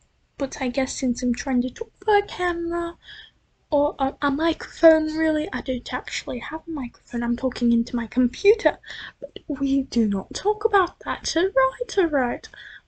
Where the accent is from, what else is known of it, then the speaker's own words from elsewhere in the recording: United States; I'm not British. I was born and raised in America, in Yeehaw America, no, not Texas, but Yeehaw America. Okay. Well, not really Yeehaw, but Republican America.